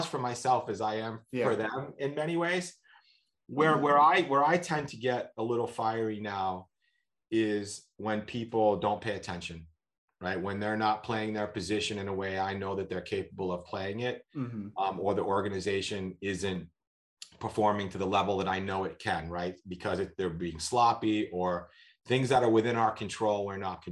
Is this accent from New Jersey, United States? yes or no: no; Boston, Massachusetts, United States; moved away; I'm from Boston originally